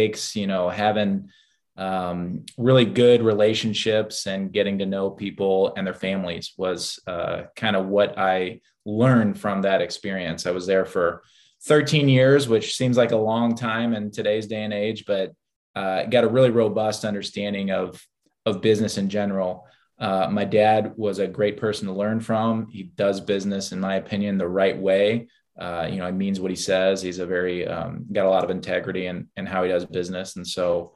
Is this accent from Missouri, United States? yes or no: yes; St. Louis, Missouri, United States; born and bred in St. Louis, kind of grew up in the Chesterfield and Eureka area